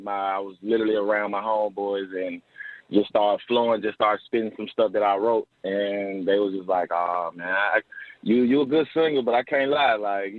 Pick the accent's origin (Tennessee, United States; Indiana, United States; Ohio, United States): Tennessee, United States; Memphis; also born or lived in Olive Branch, Mississippi / Oxford, Mississippi; Oh, man, I'm from Memphis, Tennessee, you know what I'm saying? Grew up on the east side over there behind Evers Elementary right there on Clearbrook Street. Moved to Olive Branch, which is right across the state line in Mississippi.